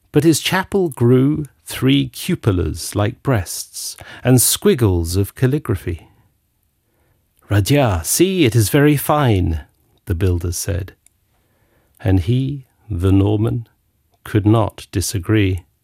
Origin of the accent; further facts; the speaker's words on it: England, United Kingdom; moved away; I grew up in England and discovered that I suffered from seasonal affective disorder and not having enough sunshine. So I immediately studied foreign languages and ran off to Latin America and the Middle East and Spain and place Greece